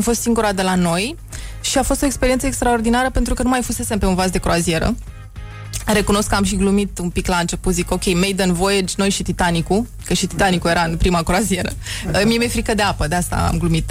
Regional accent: Bucharest, Romania; also born or lived in Bukovina / Transylvania; eu sunt din București

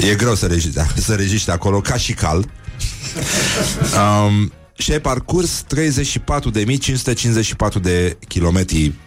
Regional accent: Moldavia, Romania; accent: Moldavian; vorbesc cu accent moldovenesc, nu?

